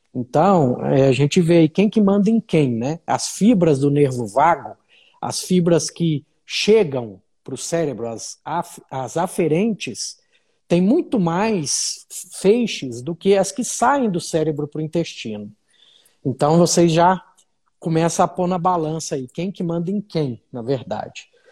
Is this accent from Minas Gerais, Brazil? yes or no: yes; Uberlândia, Minas Gerais, Brazil; moved away as an adult; now in Brasília, Brazil; sou mineiro de Uberlândia, estou perdido em Brasília há mais de 10 anos, então já sou candango